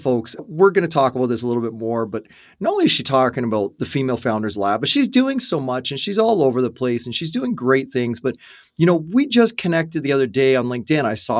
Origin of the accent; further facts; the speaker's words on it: Ireland; I talk a lot because I'm Irish and I kiss the Blarney Stone